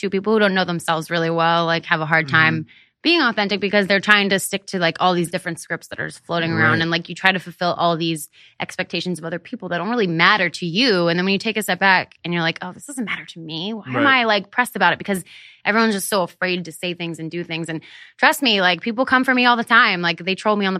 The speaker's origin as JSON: {"language": "English", "town": "Hershey", "region": "Pennsylvania", "country": "United States", "tie": "born or raised there", "moved": "yes", "said": "I grew up in Hershey, Pennsylvania"}